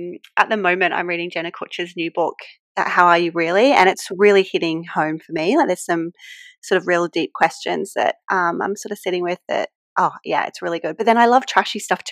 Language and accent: English; New South Wales, Australia; accent: Australian; I live, as you can tell from my accent, I live in Australia. So I'm in a place called the Hunter Valley, which is just outside of Sydney